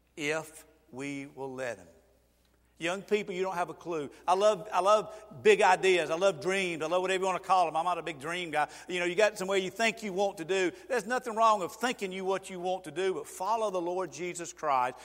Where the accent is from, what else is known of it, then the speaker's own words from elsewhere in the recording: Georgia, United States; I am from Georgia